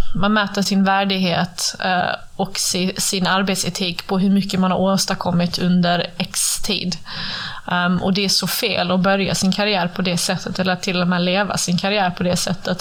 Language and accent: Swedish; Sweden; jag jobbar ju hemma i Sverige nu